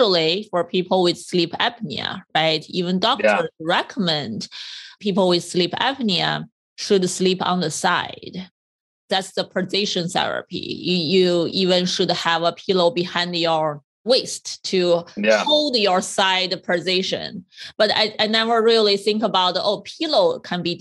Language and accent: English; China; when I was younger, I'm from China, we had this very hard bamboo made square pillow as well